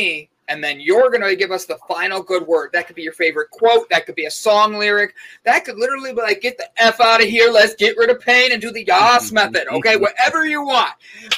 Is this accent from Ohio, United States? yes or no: yes; Cleveland, Ohio, United States; I'm from Cleveland.